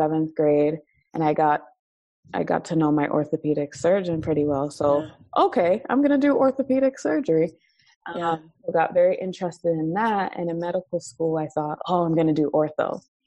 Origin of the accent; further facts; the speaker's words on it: Nigeria; being Nigerian